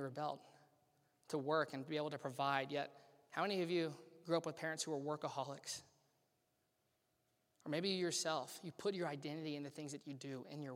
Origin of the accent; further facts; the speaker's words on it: Louisiana, United States; now in Cincinnati, United States; I grew up in Louisiana